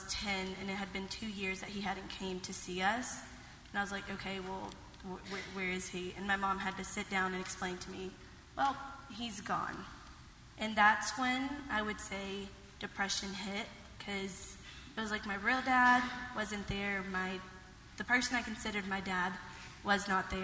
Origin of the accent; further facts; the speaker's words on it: Groves, Texas, United States; now in Washington, United States; I grew up in Groves, Texas, nicknamed the armpit of Texas